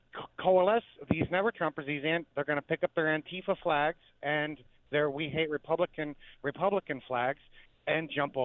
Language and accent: English; Portland, Oregon, United States; moved away as an adult; I grew up just outside of Portland and I had to suffer that for 4 years until I got out of there after I got my CDL.